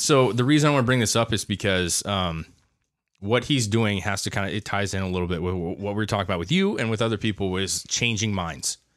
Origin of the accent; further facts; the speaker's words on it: United States; as an American citizen